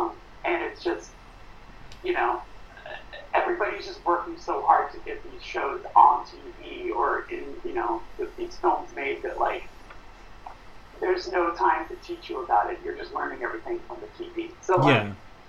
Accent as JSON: {"language": "English", "town": "Burbank", "region": "California", "country": "United States", "tie": "born or raised there", "said": "Yeah, I grew up in Burbank, California."}